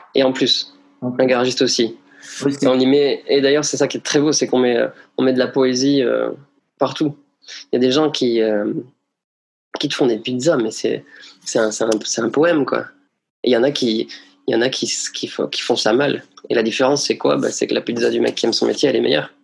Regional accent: Bagnères-de-Bigorre, Occitania, France; je suis né à Bagnères de Bigorre le 20 février 1988

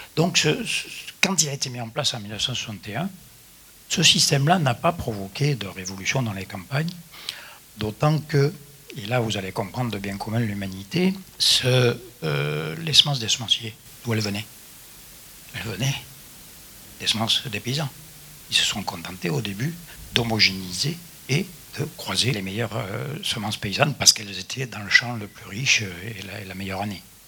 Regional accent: Midi viticole, southern France, France; je suis du Midi viticole

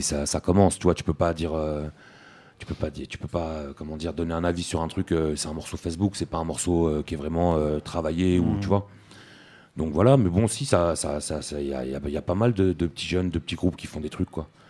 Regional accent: France; nous on est français, on a des papiers français

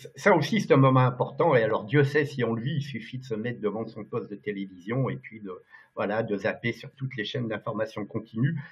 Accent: Lyon, Auvergne-Rhône-Alpes, France; je suis un gars de province, euh, je suis lyonnais d'origine, je suis un gars du Rhône

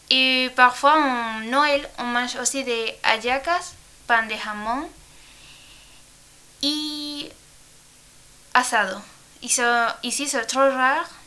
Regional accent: Cagua, Aragua, Venezuela; French is a second language; now in France; Je viens de Venezuela. Et dans quelle ville Dans une ville qui s'appelle Kawa, dans le régime de Arawa. Et quand est-ce que tu es venue en France Depuis un année, en août de l'année dernière.

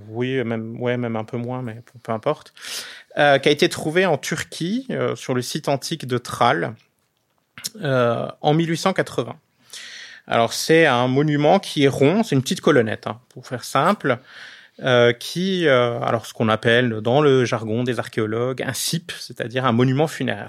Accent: Alsace, Grand Est, France; je suis alsacien

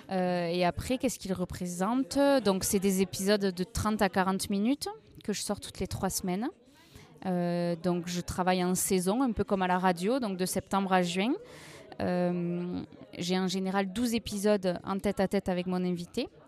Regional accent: Rodez, Occitania, France; donc j'ai 29 ans. Je viens de Rodez, moi

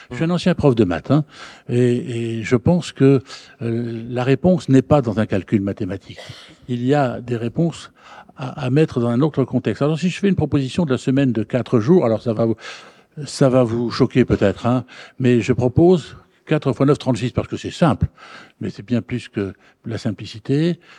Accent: Hauts-de-France, France; Je viens du Nord, je suis pas loin de Dunkerque.

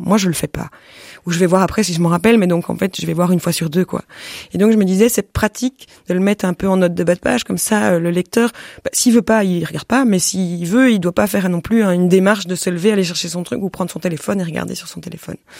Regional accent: Belgium; je suis belge

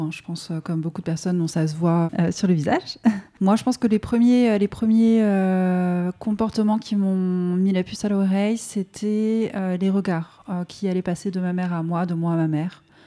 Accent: France; first language French; la langue française, bah, c'est du coup ma langue maternelle à proprement parler, puisque ma mère est du coup voilà, française

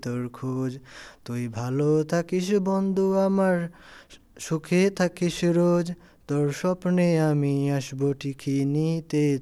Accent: Afghanistan; French is a second language; Tu viens d'où C'est Afghanistan. Afghanistan

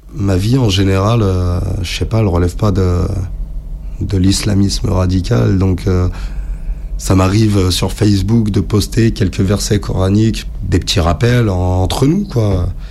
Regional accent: France; je suis né en France.

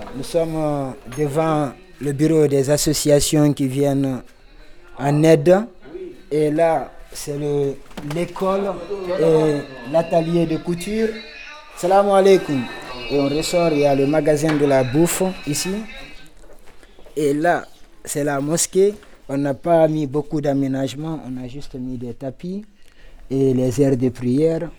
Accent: Guinea; moved away as an adult; also born or lived in Libya; now in Lyon, France; je viens de la Guinée-Conakry. Donc en un seul mot je suis guinéen

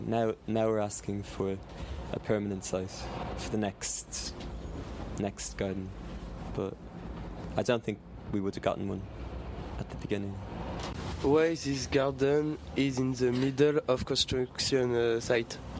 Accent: Ireland; now in London, United Kingdom; I'm from Ireland, and I'm used to. I was used to growing food and gardening

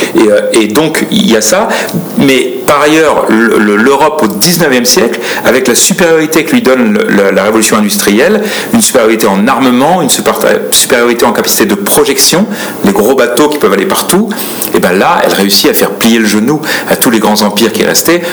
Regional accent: France; en tant que Français

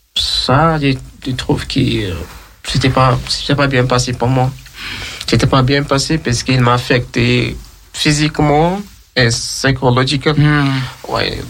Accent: Sierra Leone; now in France; Je viens de Sierra Leone

